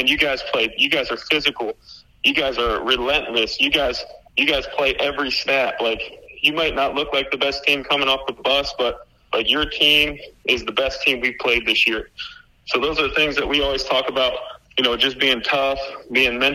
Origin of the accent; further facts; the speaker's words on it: Toledo, Ohio, United States; now in Florida, United States; I grew up in Ohio, in Toledo, Ohio